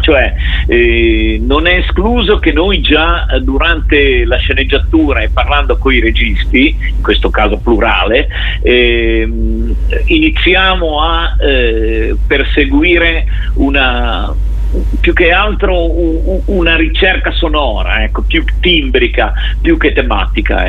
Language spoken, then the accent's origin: Italian; Genoa, Liguria, Italy; siamo genovesi. Io ancora vivo